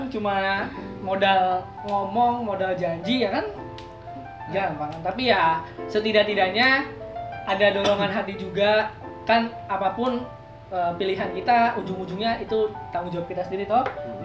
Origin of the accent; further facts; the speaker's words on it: Bogor, West Java, Indonesia; now in Yogyakarta, Indonesia; gua dari Bogor